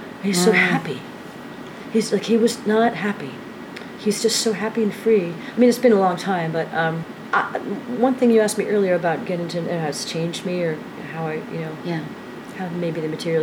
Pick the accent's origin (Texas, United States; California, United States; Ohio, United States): Ohio, United States; Dayton; moved away as an adult; now in New York, United States; I was raised in Ohio, but I've lived in New York for 30 years